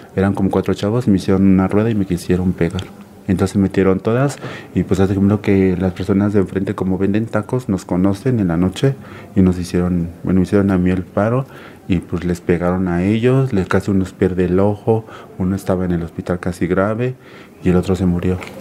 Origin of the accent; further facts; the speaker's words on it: Cuernavaca, Morelos, Mexico; Yo soy de aquí, de Cuernavaca, Morelos